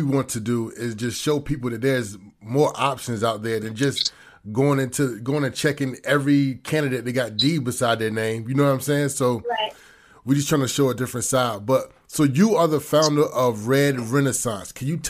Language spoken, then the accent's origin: English; Virginia Beach, Virginia, United States; initially me and my brother, we're from Virginia Beach, Virginia. So we're from this kind of the same side of the country that you're from.